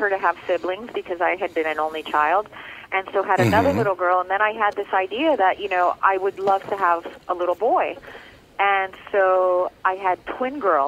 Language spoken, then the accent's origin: English; Miami, Florida, United States; first language Spanish; English is a second language; moved away as an adult; I grew up in Little Havana in Miami, and now I'm very much back home and in my element.